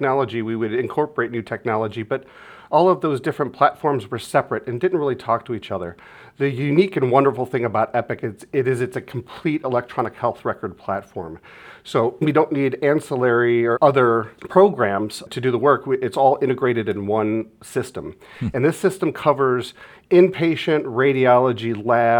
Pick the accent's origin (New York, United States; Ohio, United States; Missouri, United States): Ohio, United States; Mentor; I'm a local guy. So I grew up in Northeast Ohio and Mentor, about an hour northeast of here